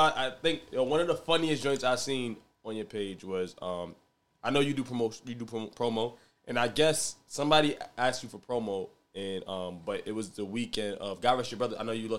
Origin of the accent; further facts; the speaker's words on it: Jamaica; I'm Jamaican, but Jamaicans.